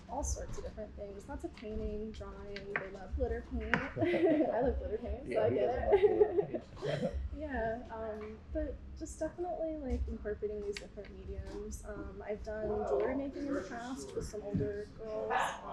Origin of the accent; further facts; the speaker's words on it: New York, United States; moved away; I'm from New York originally